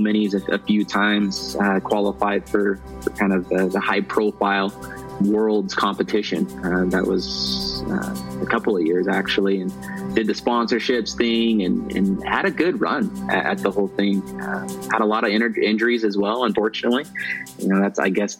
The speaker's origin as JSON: {"language": "English", "region": "Utah", "country": "United States", "tie": "born or raised there", "said": "I grew up here in the States, in Utah"}